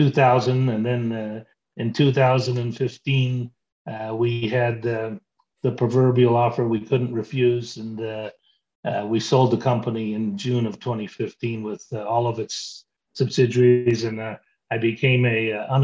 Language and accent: English; British Virgin Islands; also born or lived in Toronto, Canada; Well, I grew up in the Caribbean. My parents were missionaries, so I had an idyllic upbringing. We lived on the island of Tortola and just had this great upbringing.